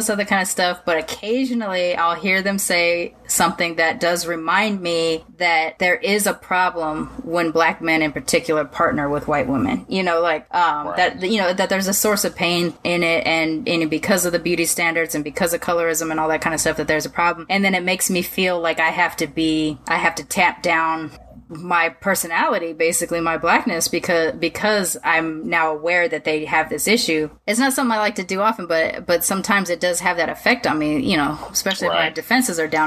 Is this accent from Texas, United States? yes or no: no; Long Beach, California, United States; also born or lived in Sacramento, California; I grew up in Long Beach